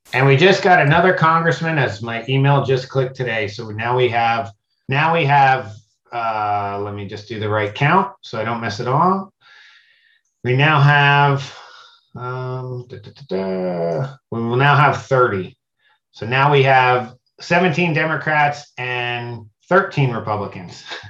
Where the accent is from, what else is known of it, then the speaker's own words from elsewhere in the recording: Pennsylvania, United States; now in Florida, United States; I'm from Pennsylvania. I live in Florida